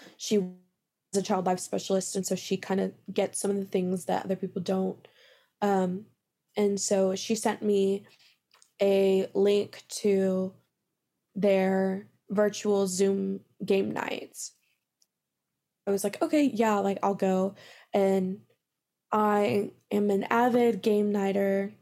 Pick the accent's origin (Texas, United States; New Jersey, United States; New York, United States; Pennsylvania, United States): Texas, United States; Midland; I'm originally from Midland, Texas